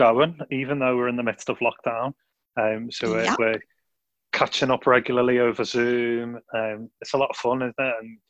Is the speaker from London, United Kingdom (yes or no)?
no; Liverpool, North West England, United Kingdom; accent: Scouse; by my Scouse accent